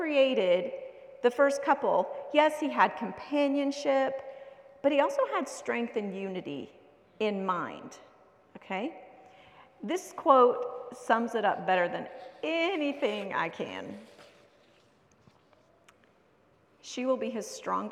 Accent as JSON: {"language": "English", "country": "United States", "tie": "born or raised there", "moved": "yes", "said": "I grew up in America"}